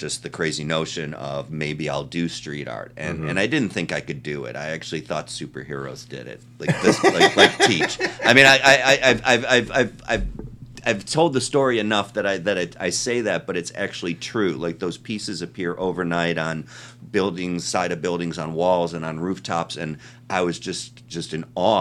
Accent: Chicago, Illinois, United States; moved away as an adult; also born or lived in Cleveland, Ohio / Hollywood; I was born in Ohio. I was born in Cleveland, and I grew up in Chicago

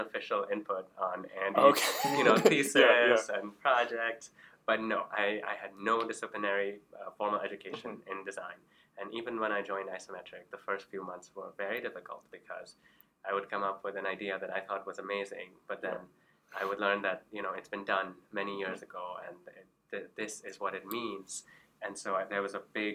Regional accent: Karachi, Sindh, Pakistan; moved away; I grew up in Karachi, Pakistan, and we traveled a lot.

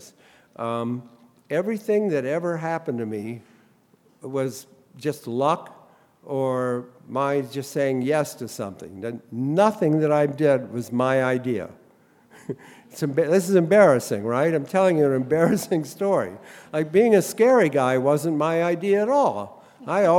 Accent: Columbus, Ohio, United States; I grew up in Columbus, Ohio

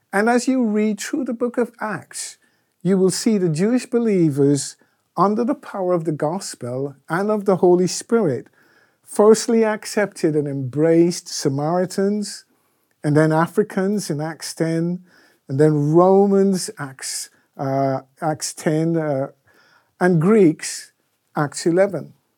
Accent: Guyana; moved away; When I was growing up in Guyana

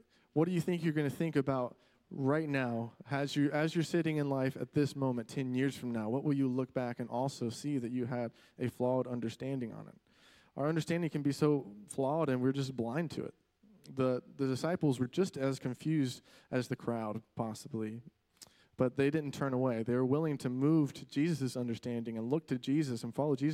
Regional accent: Florida, United States; moved away; I grew up in Florida

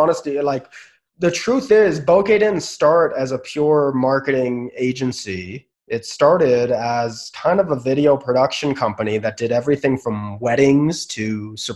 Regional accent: Bay Area, California, United States; also born or lived in Los Angeles; I grew up in the Bay Area. I was still living in the Bay Area.

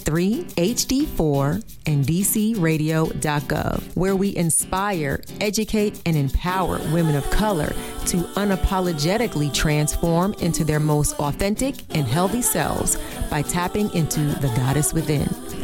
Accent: New Jersey, United States; I'm from Jersey, yes. So I knew that accent

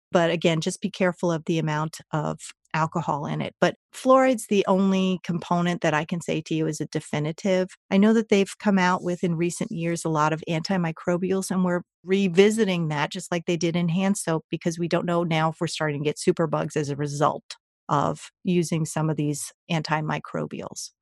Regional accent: New Jersey, United States; I grew up in New Jersey, second generation American

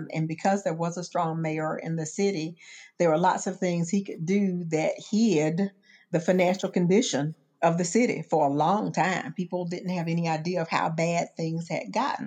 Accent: Augusta, Georgia, United States; moved away as an adult; Augusta is my hometown

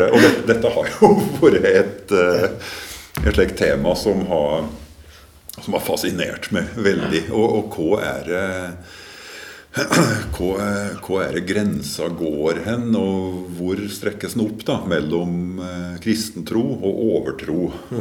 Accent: Gudbrandsdalen, Innlandet, Norway; i hjembygda mi, eh, midt, midten i Gudbrandsdalen

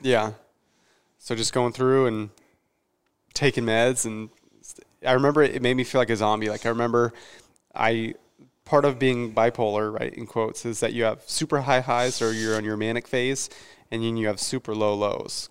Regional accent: Mesa, Arizona, United States; moved away as an adult; I grew up raised in the East Valley, so the Gilbert Mesa area is where I, is where I stayed until I was about nineteen

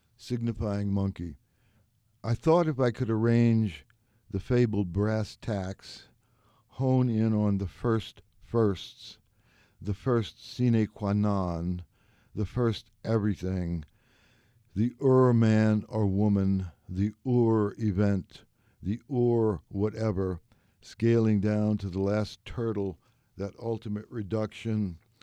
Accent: New Orleans, Louisiana, United States; moved away; I was born and raised in New Orleans

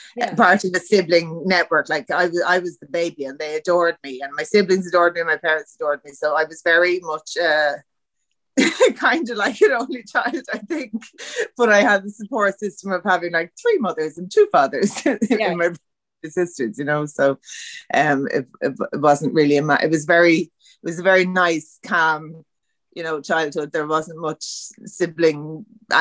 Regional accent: Dublin, Leinster, Ireland; I'm Dublin born and bred

